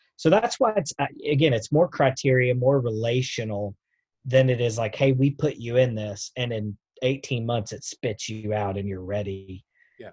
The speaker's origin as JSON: {"language": "English", "town": "Knoxville", "region": "Tennessee", "country": "United States", "tie": "born or raised there", "said": "I was born in Knoxville"}